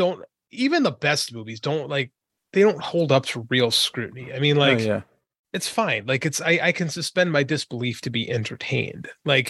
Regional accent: Chicago, Illinois, United States; I'm from Chicago.

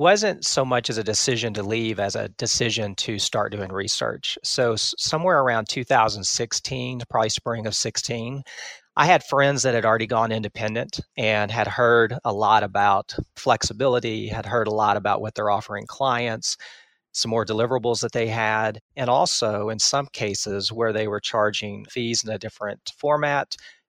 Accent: Texas, United States; Yeah, I've been in Texas my entire life. I grew up in East Texas, typical middle-class family

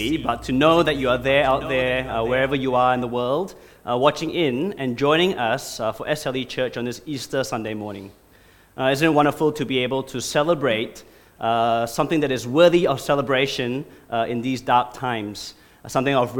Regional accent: Singapore; moved away as an adult; also born or lived in Australia; now in Brisbane, Australia; I'm from Singapore originally. I came to Australia 20 years ago, but I was a legitimate Singaporean. I did my national service, and I did my time

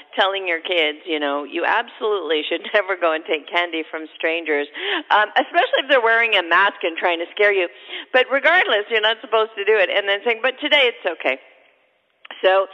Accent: Canada; now in United States; I'm originally Canadian. We already had Thanksgiving up there

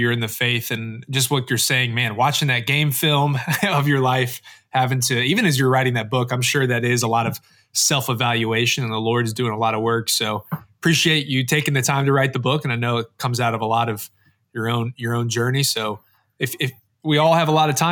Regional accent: Knoxville, Tennessee, United States; I grew up in Knoxville, Tennessee

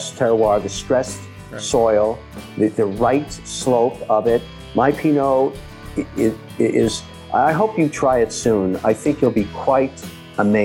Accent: Phnom Penh, Cambodia; moved away; when I was growing up in Phnom Penh, Cambodia, which was a French colony for a long time

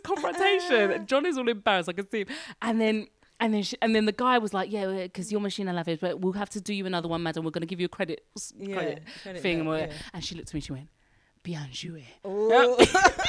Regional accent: London, United Kingdom; moved away as an adult; now in France; as a Londoner

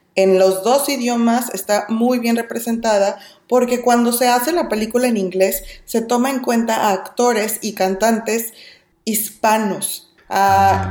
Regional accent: Mexico; moved away as an adult; now in California, United States; soy mexicana y vivo en California

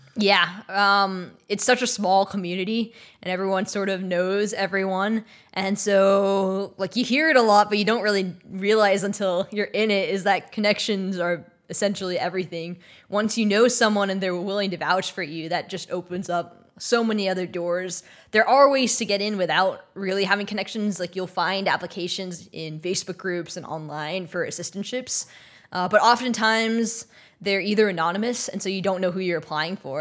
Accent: Texas, United States; moved away as an adult; also born or lived in Maryland; now in Los Angeles, United States; I'm from Texas

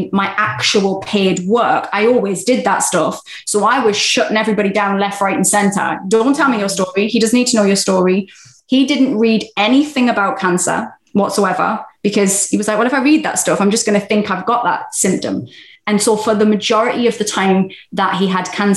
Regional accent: England, United Kingdom; being very English

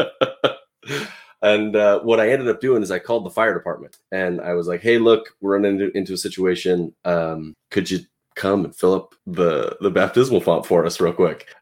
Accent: Pacific Northwest, United States; also born or lived in Portland, Oregon; I'm from the Pacific Northwest. I live near Portland, Oregon

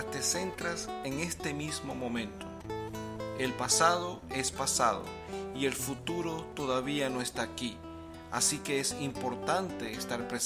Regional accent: Venezuela; from Venezuela and for several yea

